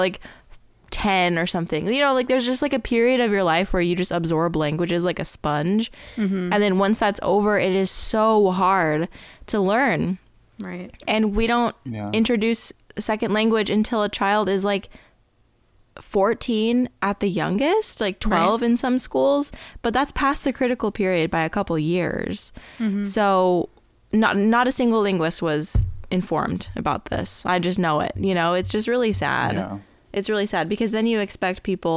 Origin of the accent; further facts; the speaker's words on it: Tucson, Arizona, United States; first language English; I grew up in Tucson